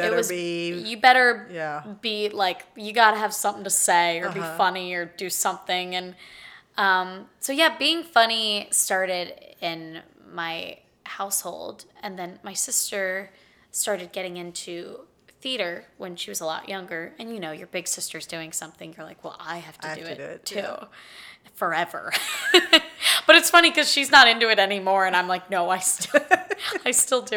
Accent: Pittsburgh, Pennsylvania, United States; moved away as an adult; now in Austin, United States; I am from Pittsburgh, Pennsylvania

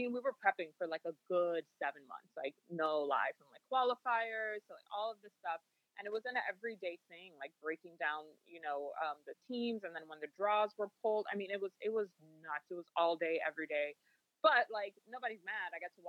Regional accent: Dominican Republic; my Hispanic roots. I'm from the Dominican Republic.

